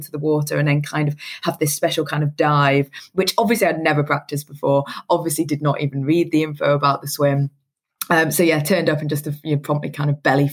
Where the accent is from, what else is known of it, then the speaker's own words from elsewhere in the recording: Newcastle upon Tyne, North East England, United Kingdom; I grew up in Newcastle up north